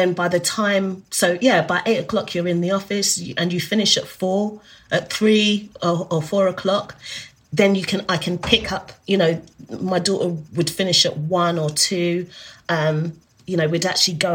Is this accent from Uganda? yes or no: no; Zimbabwe; also born or lived in South Africa; now in United Kingdom; I'm from Zimbabwe, so my family, we speak Shona at home